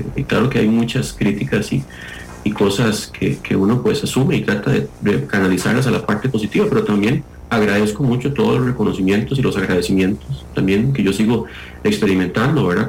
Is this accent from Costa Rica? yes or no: yes; Costa Rica